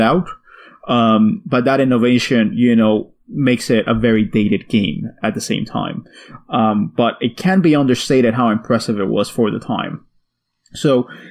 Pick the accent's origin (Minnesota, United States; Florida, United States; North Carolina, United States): Florida, United States; Miami; I grew up in Miami.